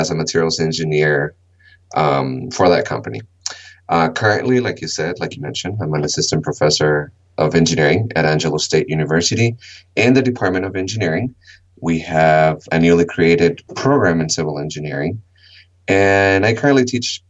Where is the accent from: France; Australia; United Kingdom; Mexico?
Mexico; also born or lived in California, United States / Texas, United States / Utah, United States; now in United States; I was born in California, but I lived in Mexico for a long time, and when I moved back to the United States